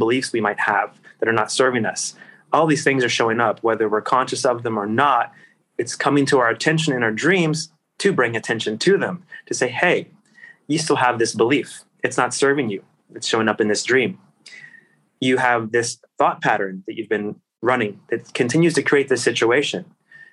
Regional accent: Virginia, United States; my hometown in Virginia, where I was at the time

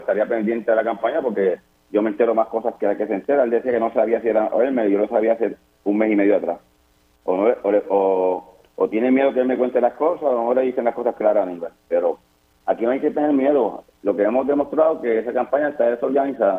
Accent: Puerto Rico

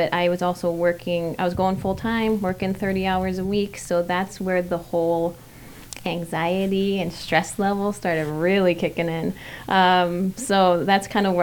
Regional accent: Fridley, Minnesota, United States; born and raised and still being raised in Minnesota. I grew up on the south side of Fridley

